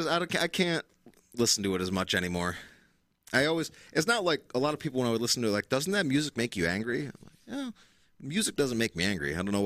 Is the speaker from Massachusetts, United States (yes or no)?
no; Oneida, New York, United States; I grew up in the beach, at least, because I'm from Oneida.